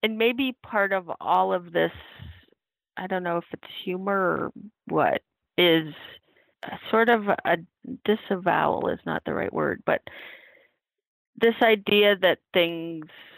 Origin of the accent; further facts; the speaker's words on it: Oregon and the Northwest and California, United States; moved away as an adult; now in New York, United States; I grew up in Oregon and the Northwest and California